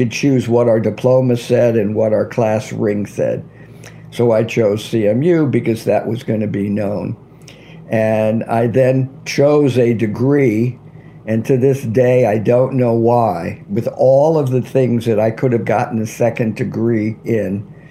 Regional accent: St. Louis, Missouri, United States; also born or lived in Ladue, Missouri; I grew up in St. Louis, Missouri, right in the heart of the Midwest in the United States

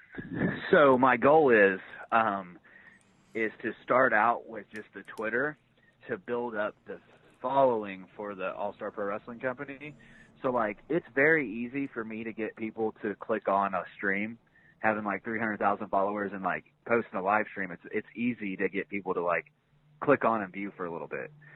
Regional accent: Shelbyville, Indiana, United States; my pro wrestling journey started in Shelbyville, Indiana, which is my hometown.

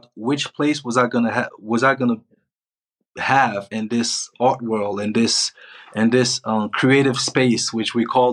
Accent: Côte d’Ivoire; also born or lived in Spain / Switzerland; now in Morocco; I'm from Ivory Coast, but right now I'm in Morocco, which is not my country

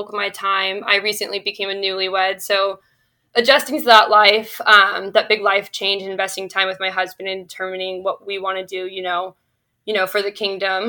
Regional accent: Southern California, United States; moved away as an adult; now in Boston, United States; I am originally from Southern California

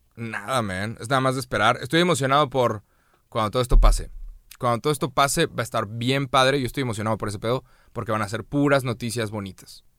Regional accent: Mexico; nos estamos uniendo todos como mexicanos

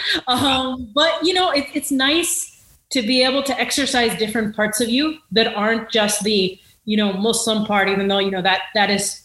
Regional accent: Rancho Cucamonga, California, United States; when I grew up in Rancho Cucamonga, I thought I was like a true blue American

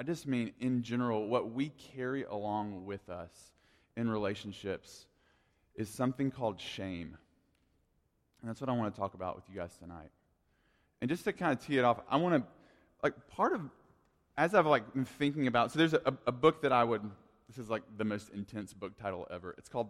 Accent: Tuscumbia, Alabama, United States; even though I grew up in Tuscumbia, they always just called me …. Like, that's what they call me, …. And I didn't have the accent that they had

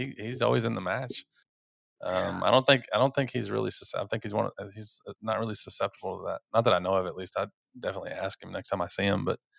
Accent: Dallas, Texas, United States; Oh, I grew up in Dallas.

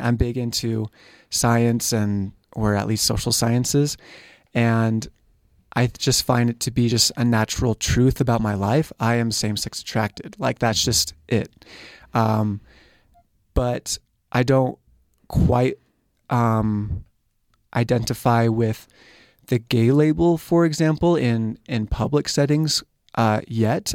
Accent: San Diego, California, United States; moved away; I'm from San Diego, California area

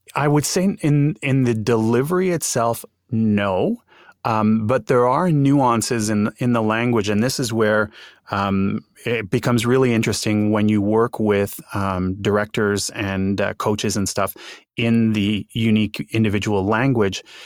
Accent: Montreal, Quebec, Canada; accent: French Canadian; first language English; I am French Canadian, having, having grown up in, uh, in Montreal and, uh, having that, uh, that accent, so to speak.

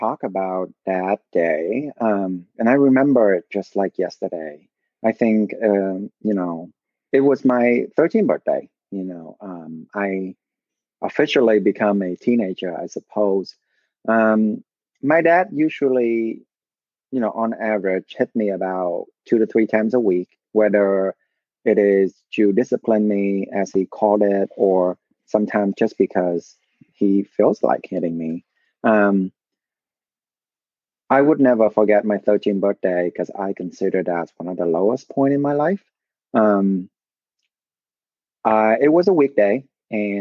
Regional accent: Vietnam; moved away; I was born and raised in Vietnam.

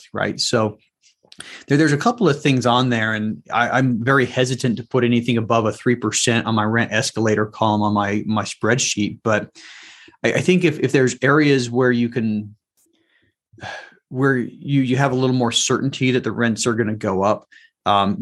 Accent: Salt Lake City, Utah, United States; moved away; also born or lived in Washington, D.C. area; I was born and raised in Salt Lake City area

